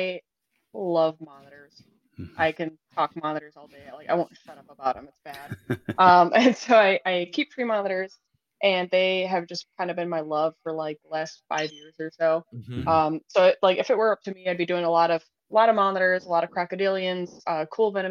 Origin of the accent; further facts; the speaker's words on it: Chicago, Illinois, United States; I'm from the Chicagoland area